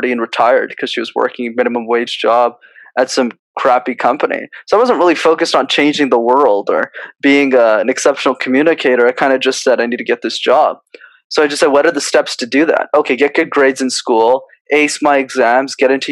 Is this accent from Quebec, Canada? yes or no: yes; Montreal, Quebec, Canada; I was born in Montreal, so I'm a born Canadian citizen.